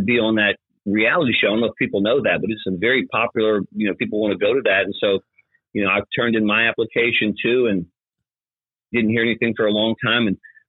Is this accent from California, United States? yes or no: no; Louisiana, United States; I grew up in Louisiana